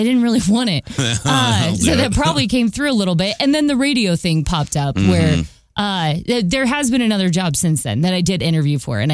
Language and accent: English; Hays, Kansas, United States; I was born in Hayes, Kansas. That's where I, you know, grew up, born and raised, went to college there at Fort Hayes State University